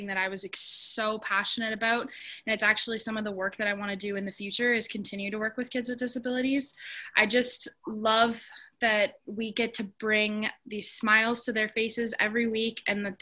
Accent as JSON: {"language": "English", "region": "Ontario", "country": "Canada", "said": "I was from Ontario"}